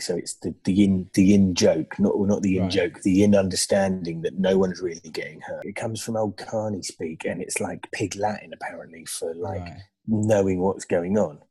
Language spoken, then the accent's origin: English; United Kingdom; we as British